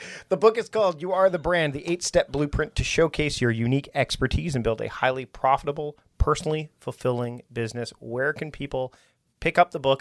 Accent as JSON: {"language": "English", "town": "Victoria", "region": "British Columbia", "country": "Canada", "tie": "born or raised there", "said": "We're here in my town, my hometown of Victoria"}